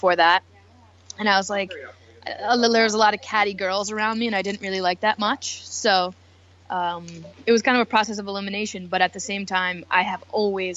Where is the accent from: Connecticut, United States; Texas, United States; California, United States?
Connecticut, United States; moved away; also born or lived in New York City; when I grew up in Connecticut, I was the best dancer.